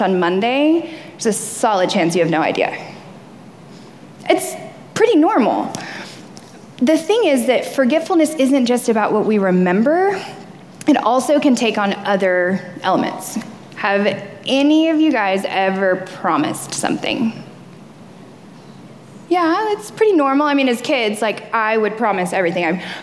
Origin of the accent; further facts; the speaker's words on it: the South, United States; I grew up in the South, so fishing is like, it's like normal.